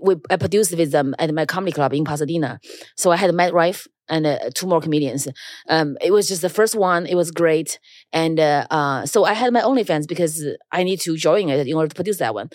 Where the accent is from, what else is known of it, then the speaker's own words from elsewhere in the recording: China; now in New York, United States; I grew up in China, so I never feel ashamed of being Chinese